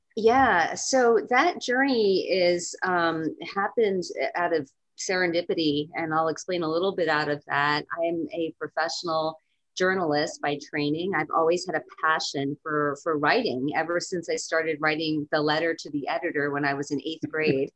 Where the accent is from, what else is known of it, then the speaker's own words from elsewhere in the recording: East Coast, United States; also born or lived in California; I am from the East Coast, and I've lived in California before